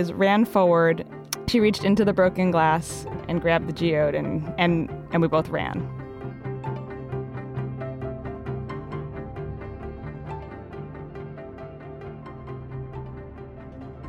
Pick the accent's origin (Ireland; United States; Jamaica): United States; Hastings-on-Hudson, New York; moved away; originally I'm from Hastings-on-Hudson, New York